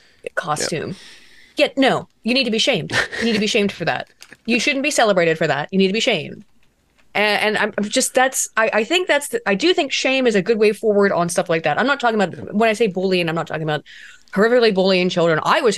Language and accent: English; West Virginia, United States; who was born a couple hollers over from me, where I grew up in West Virginia.